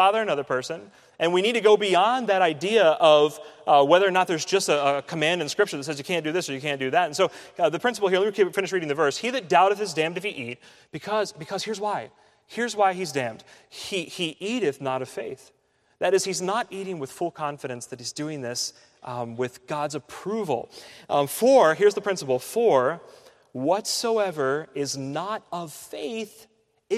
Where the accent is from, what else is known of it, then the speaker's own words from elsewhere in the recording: United States; growing up in the United States